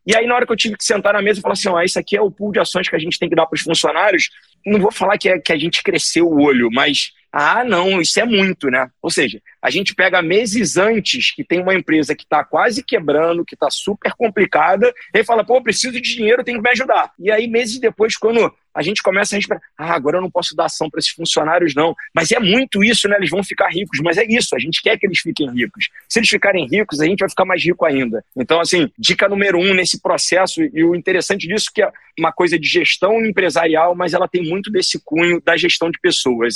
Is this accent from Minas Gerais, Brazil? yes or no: no; Rio de Janeiro, Brazil; nasci e criado na Tijuca